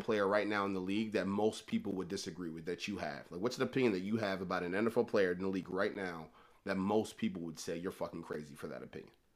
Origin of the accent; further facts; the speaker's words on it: Baltimore, Maryland, United States; I'm from Baltimore, right, born and raised my entire life